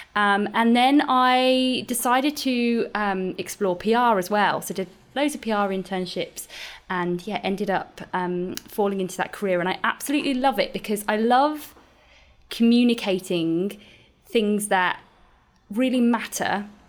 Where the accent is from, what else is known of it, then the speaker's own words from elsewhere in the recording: United Kingdom; now in Australia; being a Brit and living in Australia